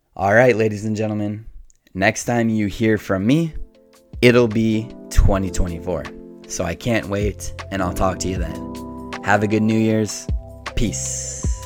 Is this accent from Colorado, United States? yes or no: yes; Colorado, United States; moved away; I grew up in Colorado